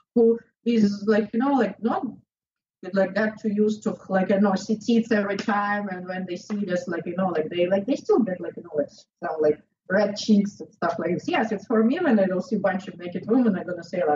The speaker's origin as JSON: {"language": "English", "region": "southern Russia", "country": "Russia", "also_born_or_lived": "Florida", "second_language": "English", "moved": "yes", "lives_now": "Miami, United States", "said": "I'm from South Russia."}